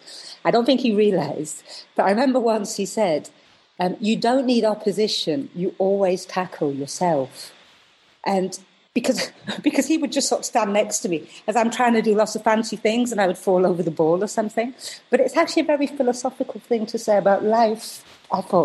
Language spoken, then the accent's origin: English; Preston, North West England, United Kingdom; moved away as an adult; also born or lived in Hounslow, London; now in London, United Kingdom; we went to Preston. In the north when I was very young, and I grew up there